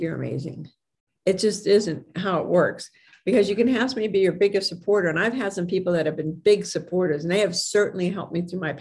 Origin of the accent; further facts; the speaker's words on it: Hermitage, Pennsylvania, United States; I'm from Hickory Hermitage, but it's in Sharon, Pennsylvania